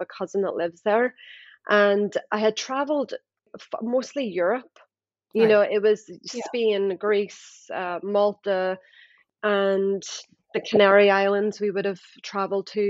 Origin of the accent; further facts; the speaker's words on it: Northern Ireland, United Kingdom; moved away as an adult; also born or lived in Dubai; I'm originally from Northern Ireland, and I left 20 years ago.